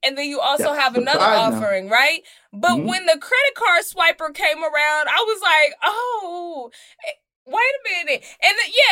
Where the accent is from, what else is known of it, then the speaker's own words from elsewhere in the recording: Dallas, Texas, United States; I am from Dallas, Texas. And the church that I grew up in is called Oak Grove Missionary Baptist Church.